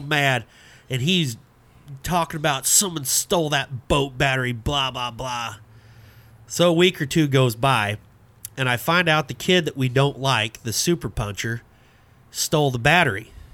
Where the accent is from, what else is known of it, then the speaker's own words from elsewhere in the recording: Abbeville, United States; growing up in Abbeville